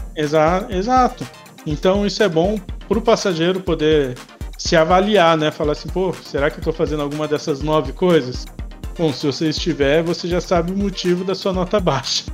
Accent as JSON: {"language": "Portuguese", "town": "São José do Rio Preto", "region": "São Paulo", "country": "Brazil", "said": "Sou de São José do Rio Preto, aqui do interior"}